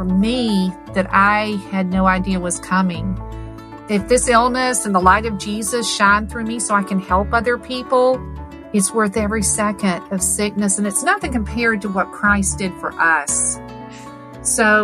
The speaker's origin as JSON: {"language": "English", "town": "Stone Mountain", "region": "Georgia", "country": "United States", "tie": "born or raised there", "also_born_or_lived": "Valdosta, Georgia"}